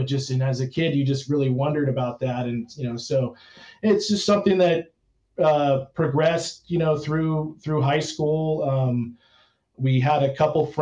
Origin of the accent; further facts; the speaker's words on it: Torrance, California, United States; I grew up in Torrance, which is just south of Los Angeles